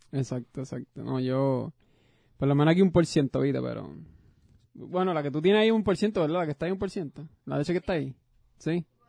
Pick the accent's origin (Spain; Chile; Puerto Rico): Puerto Rico; moved away; tú y yo somos boricuas